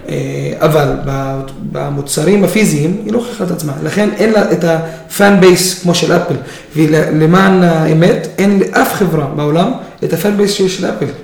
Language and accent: Hebrew; Israel; אני ישראלי דרוזי